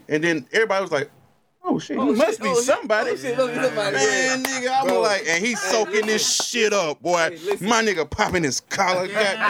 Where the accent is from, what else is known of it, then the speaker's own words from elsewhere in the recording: Atlanta, Georgia, United States; I'm from Atlanta.